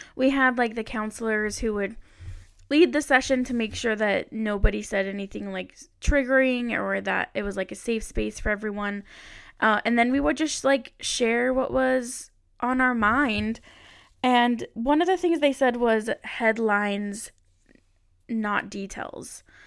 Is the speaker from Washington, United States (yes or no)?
no; Utah, United States; I am from Utah